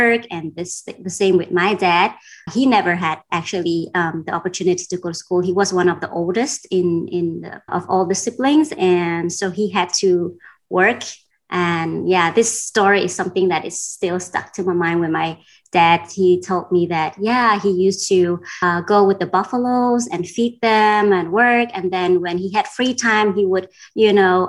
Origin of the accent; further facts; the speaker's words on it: Denmark; moved away as an adult; also born or lived in Vietnam / Cambodia; I grew up in Denmark